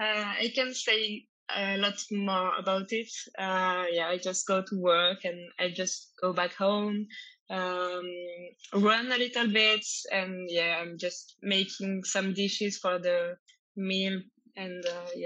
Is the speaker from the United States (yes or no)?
no; Paris, Île-de-France, France; English is a second language; Yeah, like, I come from Paris, you know.